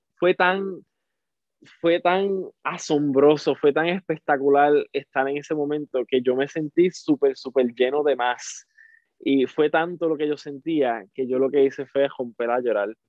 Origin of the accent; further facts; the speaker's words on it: Salinas, Puerto Rico; now in Washington State, United States; yo soy de Puerto Rico, Salinas, Puerto Rico, y vivo en los Estados Unidos en estos momentos, en Washington State.